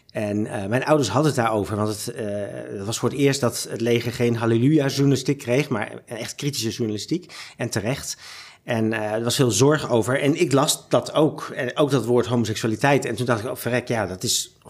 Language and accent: Dutch; Zaandam, North Holland, Netherlands; born there; now in Amsterdam, Netherlands; Ik ben geboren in Zaandam, maar via allerlei omzwervingen eh, in Nederland uiteindelijk in Amsterdam terechtgekomen.